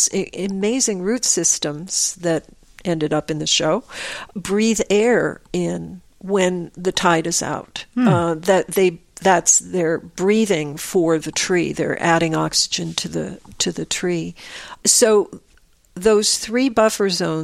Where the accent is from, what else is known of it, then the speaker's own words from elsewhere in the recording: Croton-on-Hudson, New York, United States; also born or lived in Manhattan, New York; When I was growing up in Croton